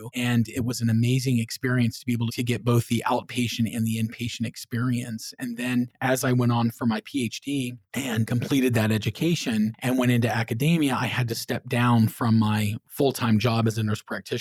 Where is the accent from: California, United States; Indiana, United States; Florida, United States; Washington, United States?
Florida, United States; Clearwater; also born or lived in Orlando, Florida; I grew up over in the Clearwater area of Florida, and I moved to Orlando to go to UCF.